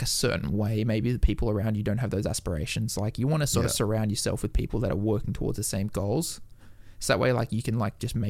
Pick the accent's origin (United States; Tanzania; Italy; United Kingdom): United Kingdom; Newcastle, North East England; Like I was from Newcastle. There was like not really anyone like that was competing internationally there.